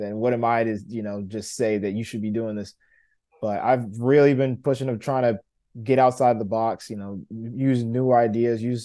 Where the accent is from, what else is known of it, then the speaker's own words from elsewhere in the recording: United States; I'm an American